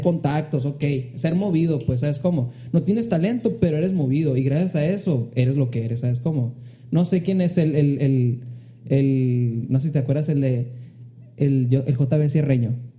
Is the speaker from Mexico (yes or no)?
yes; Hermosillo, Sonora, Mexico; Hermosillo, que es de donde soy